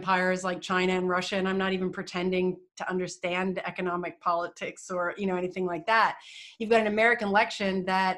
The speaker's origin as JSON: {"language": "English", "country": "Canada", "said": "as a Canadian, we align ourselves more with Europe typically than the United States, but we have a love for the US."}